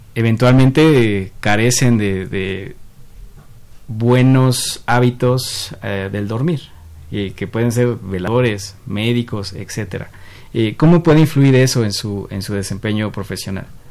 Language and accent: Spanish; Mexico; nuestro componente como sociedad, como sociedad mexicana